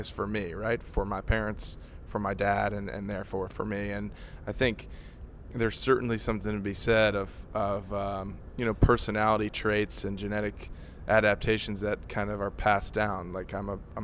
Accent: New Orleans, Louisiana, United States; now in Nashville, United States; I grew up in New Orleans

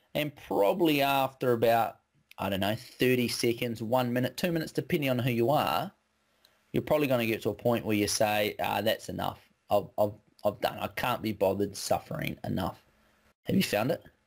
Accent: West Coast, New Zealand; I grew up on the West Coast, so we're kind of born with a rain jacket

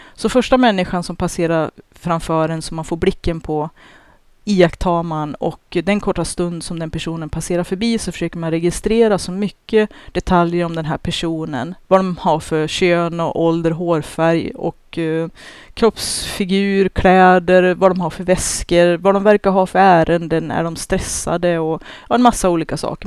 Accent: Sweden; som svenskar

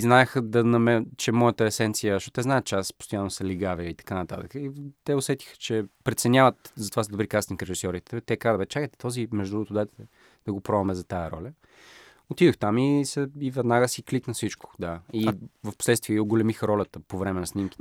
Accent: Bulgaria; съм българин или източноевропеец

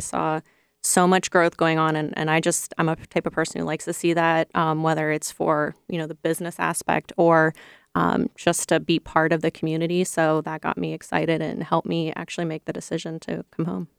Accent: Ohio, United States; moved away as an adult; also born or lived in Chicago; I'm from Ohio

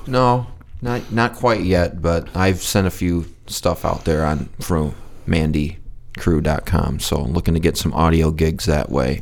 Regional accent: Muskegon, Michigan, United States; I was born and raised in Muskegon, Michigan

